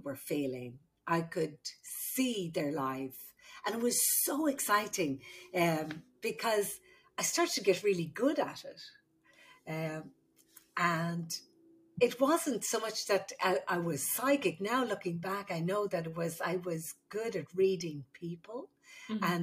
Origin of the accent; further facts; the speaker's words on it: Ireland; moved away as an adult; also born or lived in Saudi Arabia; now in United States; I'm the Irish midwife